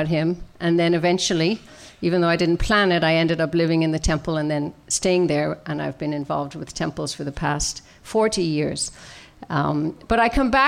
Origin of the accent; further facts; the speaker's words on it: Ireland; now in Maryland, United States; I was born and raised in Ireland, as most of you know, in a good Catholic tradition